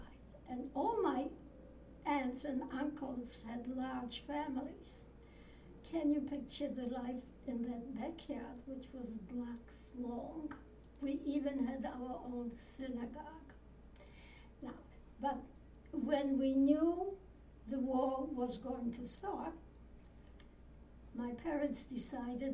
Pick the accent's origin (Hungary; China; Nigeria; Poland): Poland; 18 km from Auschwitz, Lesser Poland; moved away; I was born in Poland, actually 18 kilometers from Auschwitz